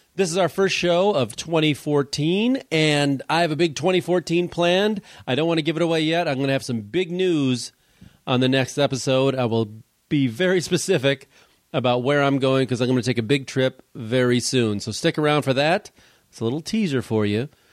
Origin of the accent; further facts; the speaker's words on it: Chicago, Illinois, United States; we're both from Chicago, or the Chicago area